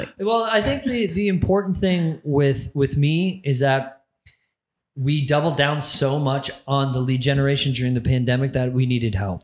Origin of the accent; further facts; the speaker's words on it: Barrie, Ontario, Canada; my hometown, Barrie, Ontario